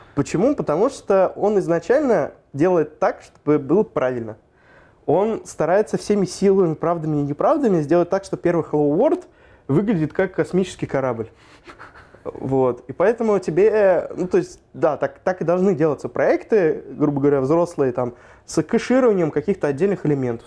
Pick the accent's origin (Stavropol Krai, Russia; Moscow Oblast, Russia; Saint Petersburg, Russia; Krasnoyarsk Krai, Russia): Moscow Oblast, Russia; я сам из Подмосковья.